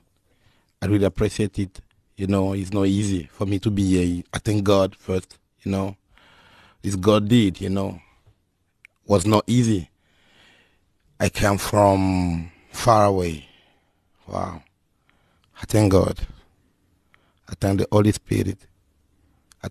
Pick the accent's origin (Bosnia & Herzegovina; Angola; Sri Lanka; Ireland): Angola; English is a second language; also born or lived in Democratic Republic of the Congo; now in Guangzhou, China; I born in Congo Democratic. Okay. And I grew up in Angola